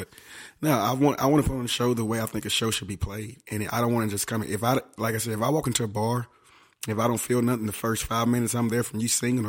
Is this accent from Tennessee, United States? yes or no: yes; Memphis, Tennessee, United States; I was raised on, you know, it's bluesy over there in Memphis, you know.